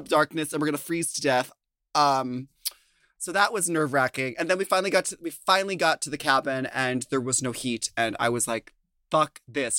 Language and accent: English; Minnesota, United States; moved away; I'm from Minnesota